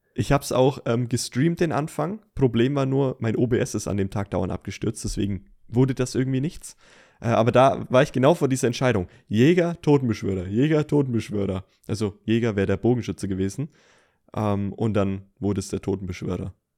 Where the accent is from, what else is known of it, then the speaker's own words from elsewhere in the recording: Franconia, Bavaria, Germany; als Franke hier aus der Gegend